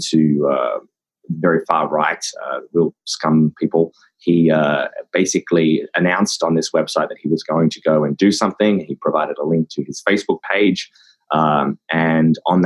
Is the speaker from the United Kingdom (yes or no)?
no; Australia; I'm from Australia